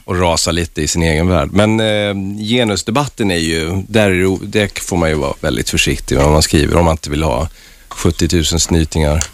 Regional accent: Värmland, Sweden; moved away; also born or lived in Stockholm; min uppväxt i Värmland

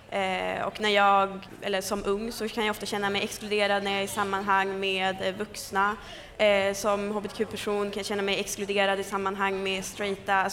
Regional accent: Sweden; som att det är en självklarhet att jag är svensk och tillhör det landet för jag är född och uppvuxen här.

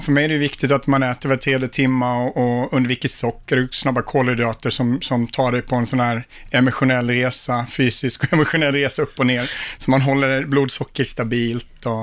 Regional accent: Sweden; moved away as an adult; also born or lived in Stockholm; now in United States

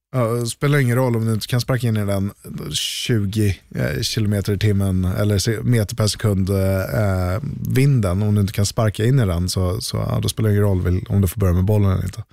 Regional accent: Sweden; här hemma i Sverige

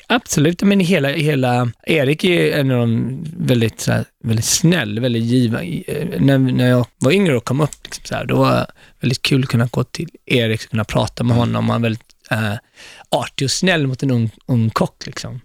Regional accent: Gothenburg, Västra Götaland, Sweden; moved away as an adult; also born or lived in Ethiopia; now in New York, United States; Jag växte inte upp i Stockholm, jag växte upp i Göteborg.

